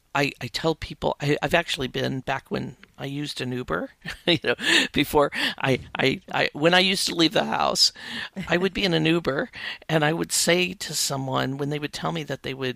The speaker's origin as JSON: {"language": "English", "region": "Midwest", "country": "United States", "tie": "born or raised there", "said": "I grew up in the Midwest, very working class family, six kids in the family."}